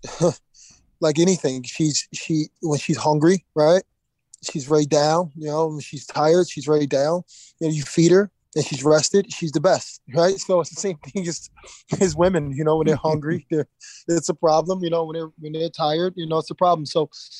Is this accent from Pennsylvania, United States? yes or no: yes; Philadelphia, Pennsylvania, United States; Growing up in Philadelphia